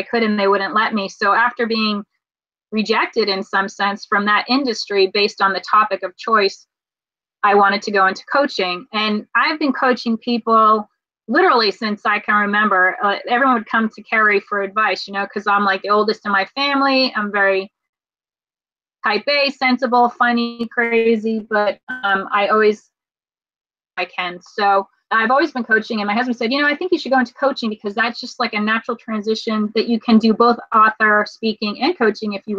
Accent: Raleigh, North Carolina, United States; we're from Raleigh, North Carolina

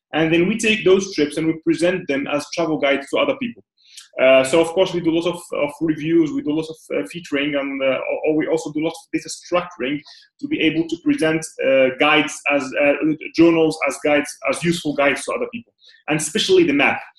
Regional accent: Morocco; moved away as an adult; now in Dubai, United Arab Emirates; I'm originally from Morocco, and uh, I've been pretty much spending like 27 years in Morocco

